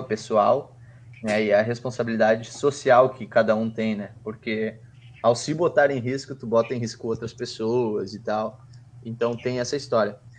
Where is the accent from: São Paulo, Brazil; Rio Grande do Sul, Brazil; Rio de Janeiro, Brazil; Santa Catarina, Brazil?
Rio Grande do Sul, Brazil; Porto Alegre; A gente fala de Porto Alegre.